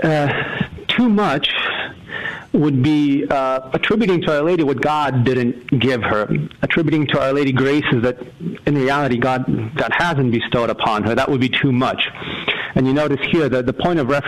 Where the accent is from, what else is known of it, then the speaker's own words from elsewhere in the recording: Massachusetts, United States; I'm from Massachusetts here